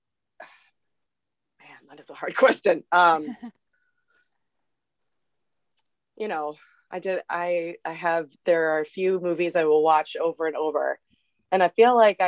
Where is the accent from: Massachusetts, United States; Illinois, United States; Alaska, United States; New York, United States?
Massachusetts, United States; I'm from Massachusetts, so good old New England